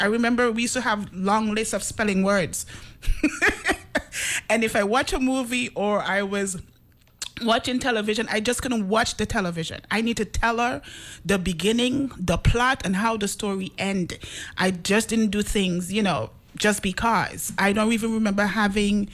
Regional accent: Stubbs, St. Vincent & Grenadines; also born or lived in Reno, Nevada; now in St. Croix, U.S. Virgin Islands; I was born in St. Vincent

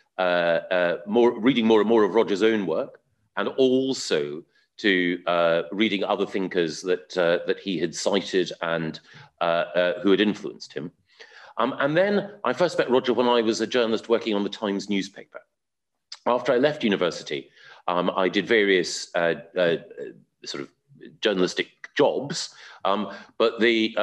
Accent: Aberdeen, Scotland, United Kingdom; I was brought up in Aberdeen in Scotland

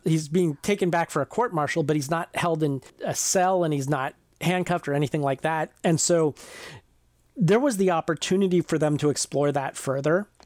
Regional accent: near the Ohio River, Ohio River Valley, United States; I grew up near the Ohio River

